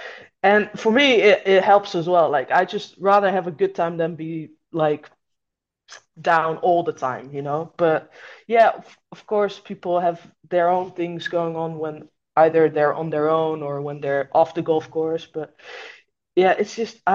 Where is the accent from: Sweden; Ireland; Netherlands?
Netherlands; born or raised there